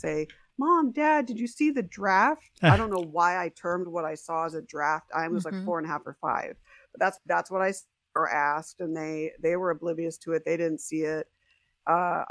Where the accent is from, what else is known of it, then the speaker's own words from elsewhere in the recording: San Diego, California, United States; also born or lived in Huntington Beach, California / Las Vegas, Nevada; came back out to San Diego